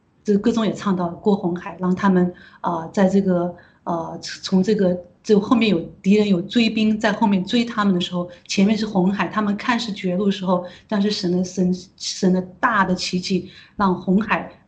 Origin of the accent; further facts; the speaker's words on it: China; 我们中国人已过的几千年里面，我们从来都没有想过的事情，因为我们都是一直都是被这种皇权，然后被这种，呃，像现在共产党其实也是一样，都是被我们都被奴役的